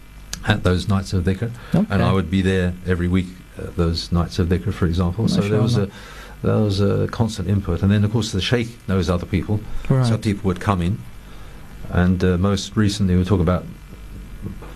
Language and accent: English; England, United Kingdom; first language English; they were English people, born English speakers